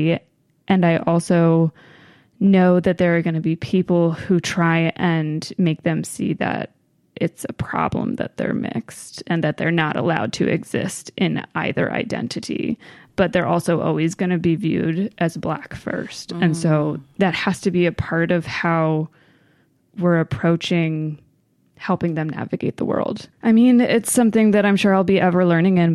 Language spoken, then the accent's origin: English; Maryland, United States; I grew up in Maryland primarily.